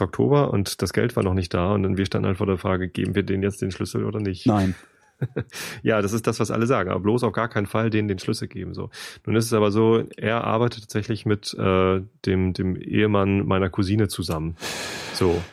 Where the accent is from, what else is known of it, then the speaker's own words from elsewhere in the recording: Germany; wir Deutschen